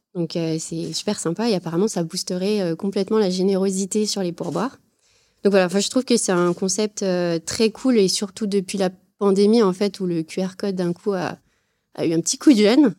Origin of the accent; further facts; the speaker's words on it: Saint-Étienne, Auvergne-Rhône-Alpes, France; je viens de Saint-Étienne